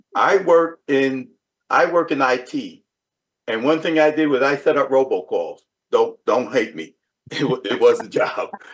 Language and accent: English; New York City, New York, United States; growing up in the South Bronx